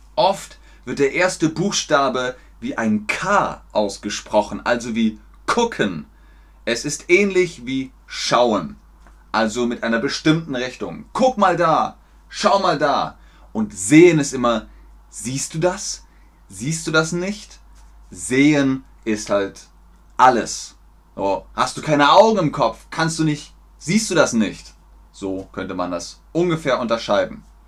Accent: Munich, Bavaria, Germany; first language German; also born or lived in Cologne, Germany; now in Hamburg, Germany; Ich bin in Köln geboren, das ist im Westen von Deutschland, und in Bayern aufgewachsen, das ist im Süden von Deutschland

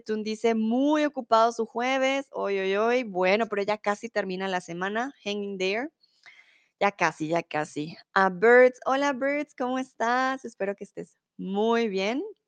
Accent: Colombia; also born or lived in Mexico; now in Germany; soy de Colombia. Comúnmente vivo en Alemania, ahora estoy en México

